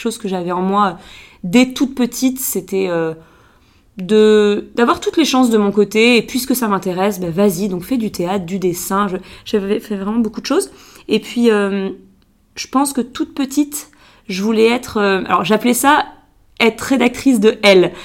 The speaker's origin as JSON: {"language": "French", "town": "Biarritz", "region": "Nouvelle-Aquitaine", "country": "France", "tie": "born or raised there", "moved": "as an adult", "said": "je suis née euh, à Biarritz, donc moi je suis, je suis basque. J'ai passé les 20 premières années de ma vie au Pays Basque"}